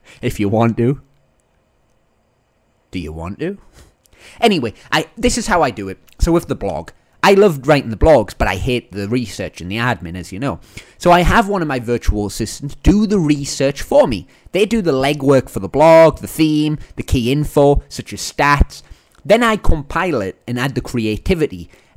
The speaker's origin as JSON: {"language": "English", "region": "Northern England", "country": "United Kingdom", "accent": "Northern English", "moved": "yes", "said": "my Northern English accent"}